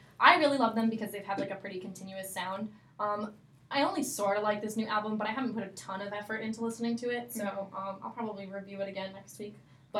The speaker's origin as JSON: {"language": "English", "region": "Florida", "country": "United States", "moved": "as an adult", "lives_now": "Michigan, United States", "said": "I'm not from Michigan, so every Christmas or every, like, holiday season, we go down to Florida for Christmas, where I'm from"}